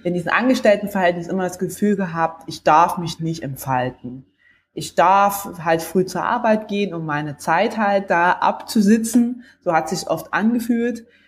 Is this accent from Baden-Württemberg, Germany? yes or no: no; between Leipzig and Chemnitz, Saxony, Germany; now in Stuttgart, Germany; bin ursprünglich aufgewachsen im Osten, also näher zwischen Leipzig und Chemnitz